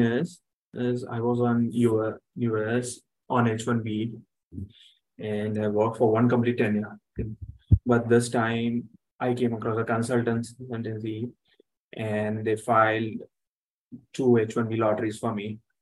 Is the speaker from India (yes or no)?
yes; India; I'm from India